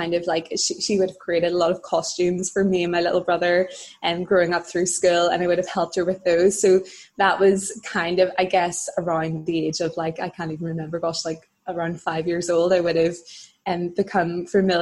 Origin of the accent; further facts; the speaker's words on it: Dungannon, Northern Ireland, United Kingdom; I grew up in Dungannon, which is in County Tyrone